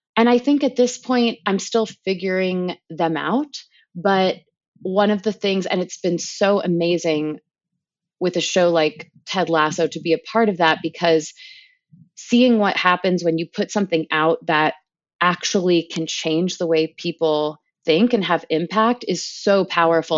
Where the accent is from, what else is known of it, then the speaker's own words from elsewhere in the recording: Palos Verdes, California, United States; moved away as an adult; growing up in Palos Verdes, which is, you know, forty-five minutes south of L